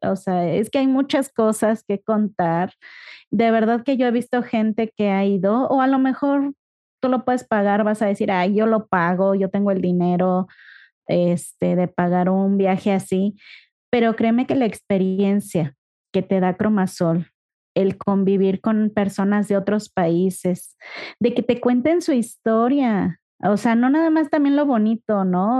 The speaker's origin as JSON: {"language": "Spanish", "town": "Ecatepec", "region": "State of Mexico", "country": "Mexico", "tie": "born or raised there", "moved": "as an adult", "lives_now": "Guadalajara, Mexico", "said": "nosotros venimos de Catepec, de Catepum. por allá andábamos, por allá vivimos, crecimos, nos conocimos, nos casamos"}